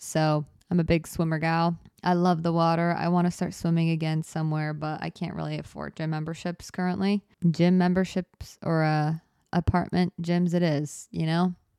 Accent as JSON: {"language": "English", "country": "United States", "said": "I'm American"}